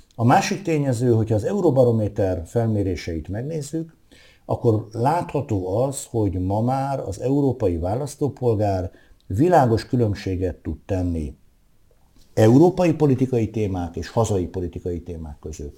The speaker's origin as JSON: {"language": "Hungarian", "town": "Veszprém", "region": "Veszprém County", "country": "Hungary", "tie": "born or raised there", "said": "a szülővárosom"}